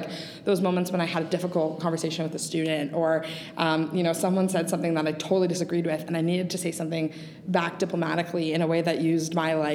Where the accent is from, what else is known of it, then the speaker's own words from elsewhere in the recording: Milton, Ontario, Canada; I grew up in Milton.